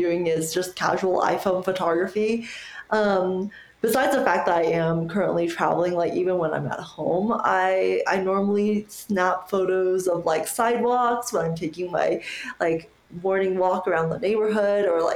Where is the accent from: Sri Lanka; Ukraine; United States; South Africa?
United States; I immigrated to America when I was 7. So I would always say like, oh, it's because English is my second language, even though it's truly like my native tongue